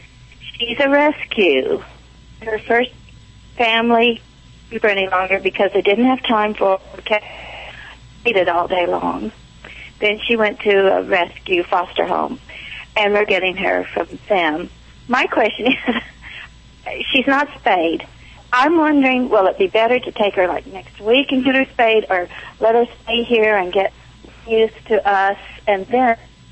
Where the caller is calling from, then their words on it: Watkinsville, Georgia, United States; Watkinsville, Georgia.